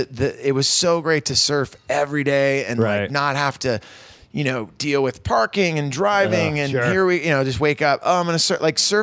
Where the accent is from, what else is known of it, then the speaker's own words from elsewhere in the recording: Santa Cruz, California, United States; growing up in Santa Cruz, surfing